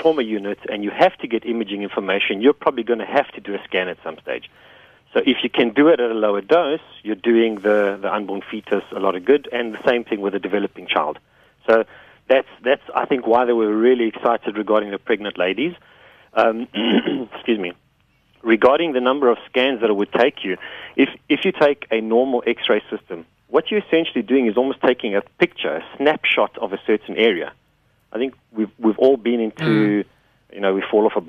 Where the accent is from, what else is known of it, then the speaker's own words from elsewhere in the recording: South Africa; we're South African